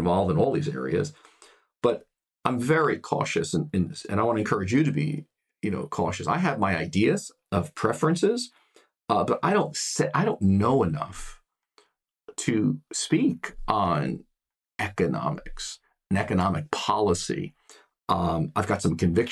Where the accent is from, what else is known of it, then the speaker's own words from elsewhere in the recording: United States; I am a white male here in the United States. I come from the United States.